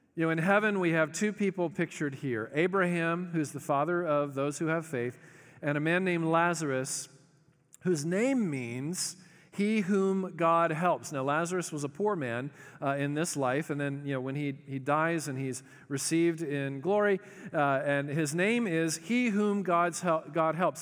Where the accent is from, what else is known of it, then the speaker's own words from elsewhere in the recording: the South, United States; we're polite 'cause we're from the South